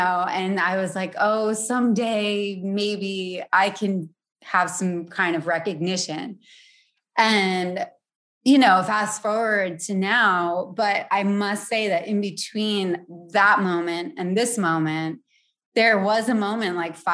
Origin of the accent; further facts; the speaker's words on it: Providence, Rhode Island, United States; born and raised in Providence